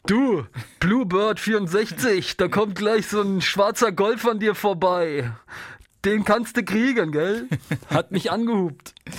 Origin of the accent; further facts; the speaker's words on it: Northern Germany, Germany; ich komme ja aus dem Norden